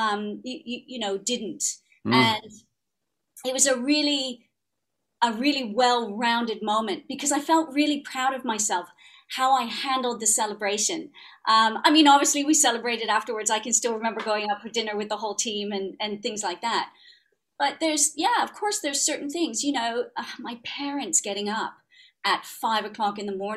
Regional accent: Ottawa, Ontario, Canada; accent: Canadian; now in United Kingdom; grew up in Ottawa.

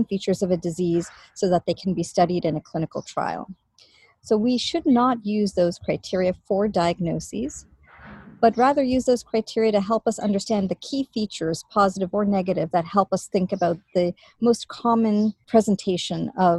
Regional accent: Canada; now in Boston, United States; I am Canadian originally

